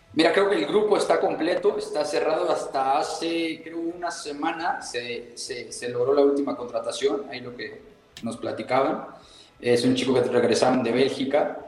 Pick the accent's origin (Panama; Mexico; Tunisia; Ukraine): Mexico; moved away as an adult; also born or lived in Puebla; now in Costa Rica; mi país, también mi familia